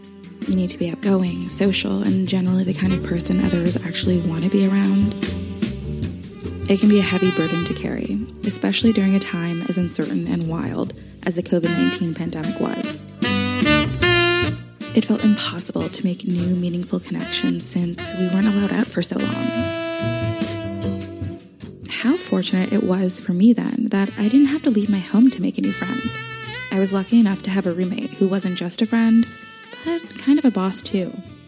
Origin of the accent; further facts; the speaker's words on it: Canada; now in Berlin, Germany; I'm a Canadian writer and Berlin resident